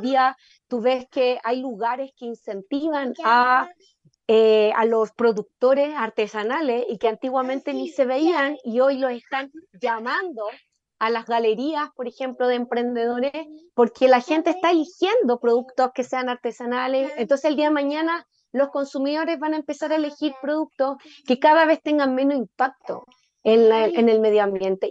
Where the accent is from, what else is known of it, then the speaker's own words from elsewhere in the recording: Chile; also born or lived in Independencia, Santiago; nosotros como chilenos